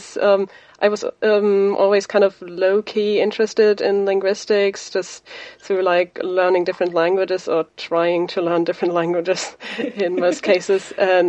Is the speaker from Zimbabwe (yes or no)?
no; Germany; first language German; English is a second language; now in Edinburgh, United Kingdom; I'm from Germany, so my native language is German